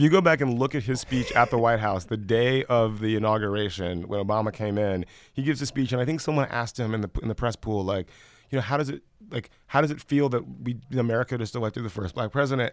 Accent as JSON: {"language": "English", "town": "Columbus", "region": "Georgia", "country": "United States", "tie": "born or raised there", "moved": "yes", "said": "I grew up in, in West Central Georgia."}